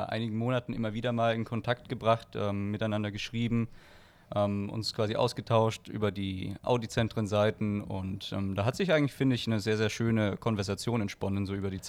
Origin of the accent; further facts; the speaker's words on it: Graz, Styria, Austria; Also ich bin 25 Jahre alt, bin gebürtiger Österreicher, komme aus dem schönen Graz.